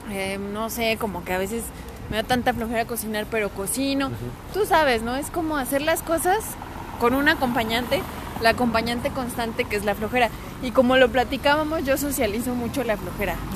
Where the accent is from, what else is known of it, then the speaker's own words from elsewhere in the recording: León, Guanajuato, Mexico; yo soy de León, o sea, una metrópoli. Eh, y bueno, eh, al final me he adaptado a este pueblo.